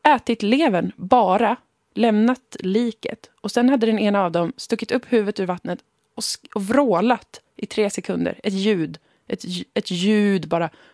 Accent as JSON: {"language": "Swedish", "town": "Umeå", "region": "Västerbotten County", "country": "Sweden", "tie": "born or raised there", "said": "Umeå, där jag har vuxit upp, ligger ju i Sápmi"}